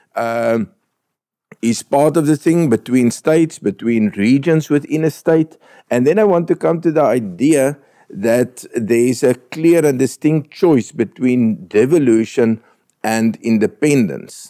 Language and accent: English; Northern Transvaal, Limpopo, South Africa; moved away; I'm from Northern Transvaal rugby days. I disliked the Western Cape when I was a schoolboy